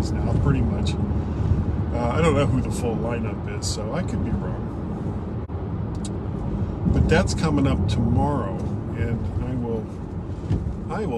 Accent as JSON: {"language": "English", "region": "South Florida", "country": "United States", "also_born_or_lived": "Ohio", "moved": "yes", "said": "I am originally from the South Florida area"}